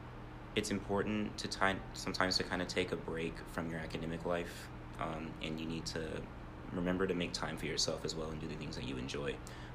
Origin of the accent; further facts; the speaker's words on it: Ohio, United States; now in Tucson, United States; From Ohio.